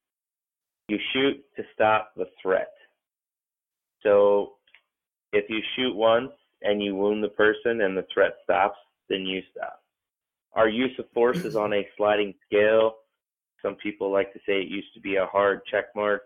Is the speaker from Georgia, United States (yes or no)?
no; Texas, United States; now in Nevada, United States; I grew up in Texas and I consider myself to be a transplant in Nevada, but this is what we're calling home.